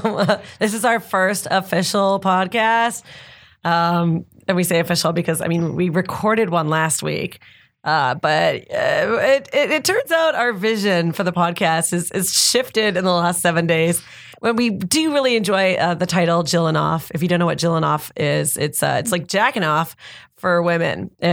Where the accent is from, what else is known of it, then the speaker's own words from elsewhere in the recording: Canada; As children growing up in Canada